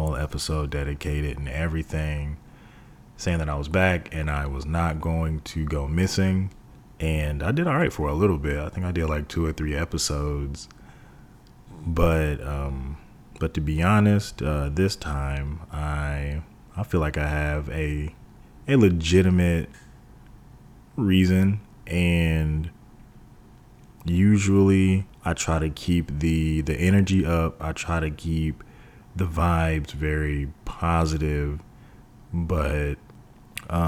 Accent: Texas, United States; moved away; whenever I returned to Texas

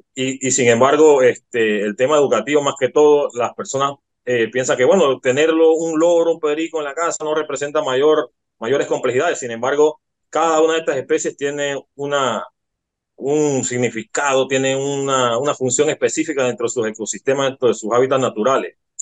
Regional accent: Panama; nosotros como panameños

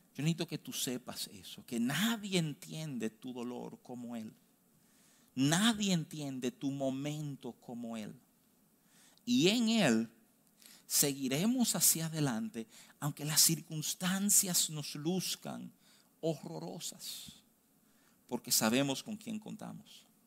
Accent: Dominican Republic; yo nací aquí, yo soy dominicano, yo tengo cédula

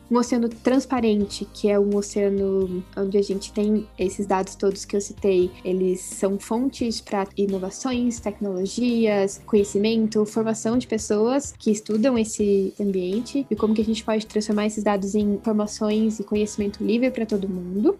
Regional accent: Curitiba, Paraná, Brazil; also born or lived in São Paulo; eu sou aqui de Curitiba, de onde eu tô falando hoje

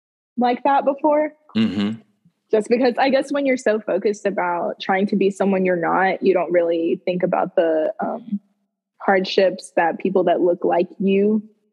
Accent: the South, United States; growing up in the South

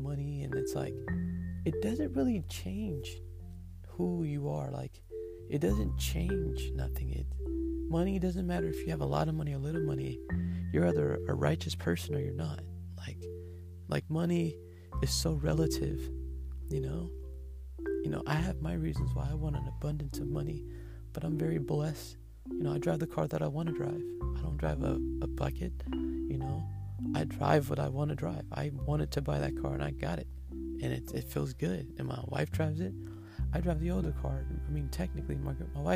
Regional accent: United States; I'm African American

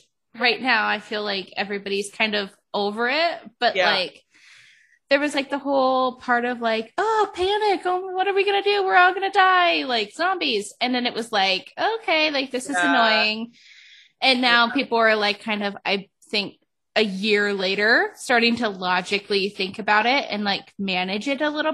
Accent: Cleveland, Ohio, United States; moved away; also born or lived in Las Vegas; I grew up in Ohio. I lived in Cleveland where it like snowed and rained and all this stuff

